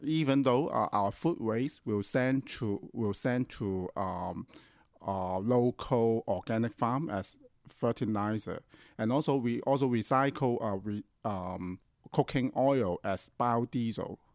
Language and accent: English; Hong Kong; I grew up in Hong Kong